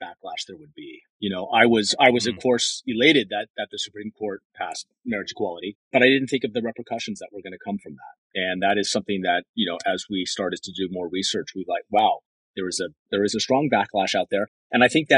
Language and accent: English; Los Angeles, California, United States; I was born and raised in Los Angeles.